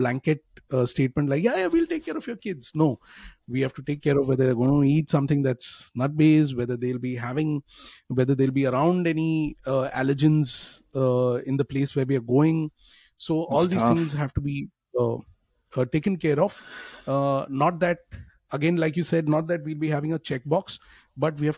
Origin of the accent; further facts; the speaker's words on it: India; moved away; as a family, we are from India